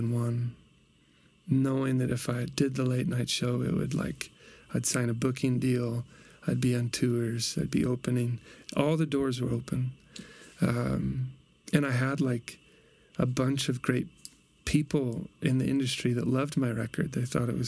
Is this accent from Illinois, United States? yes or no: yes; Peoria, Illinois, United States; moved away; my hometown, Peoria, Illinois